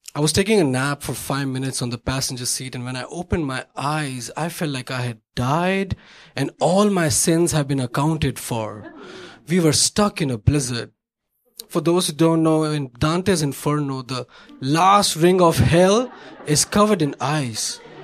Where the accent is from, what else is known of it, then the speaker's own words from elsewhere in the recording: Mumbai, Maharashtra, India; moved away as an adult; now in Chicago, United States; where I came from Bombay, India, 80 degrees, 50% humidity.